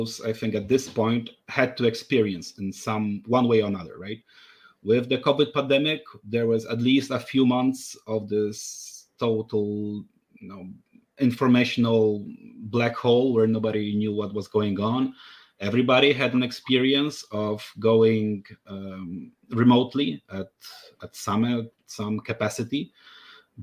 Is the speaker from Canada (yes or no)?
no; Poland; moved away as an adult; I was coming back to my home country, Poland.